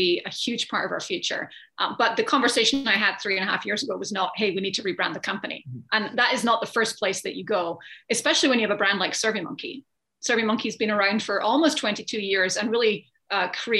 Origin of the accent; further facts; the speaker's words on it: Scotland, United Kingdom; moved away as an adult; now in United States; I grew up in Scotland. I've been in the States for 20 years